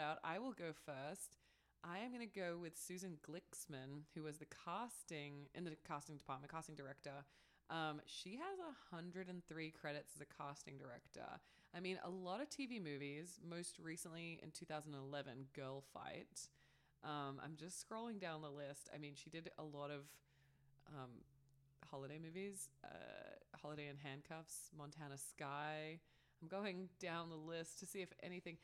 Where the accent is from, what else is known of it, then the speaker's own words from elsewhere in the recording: Australia; moved away; also born or lived in Canada; being Australian, like that's still my monarch